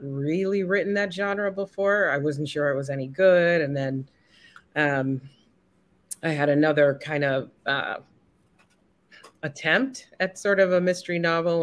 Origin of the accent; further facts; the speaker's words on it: Jamaica; also born or lived in Canada / New York City, United States / Washington, D.C., United States; now in Philadelphia, United States; I grew up in Jamaica, and I was born in Canada